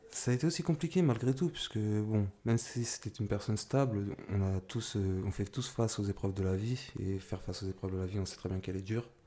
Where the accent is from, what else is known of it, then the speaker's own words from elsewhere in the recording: Argenteuil, Île-de-France, France; born there; Alors, moi, je suis né à Argenteuil, donc euh, je suis resté là-bas jusqu'à mes 5 ans.